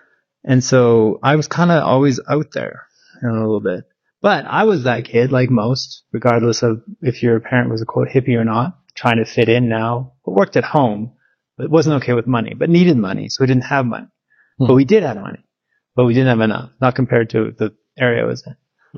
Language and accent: English; Victoria, British Columbia, Canada; I'm in Victoria in my hometown. I grew up there since I was two. Went to Willows Elementary and Wendoke High.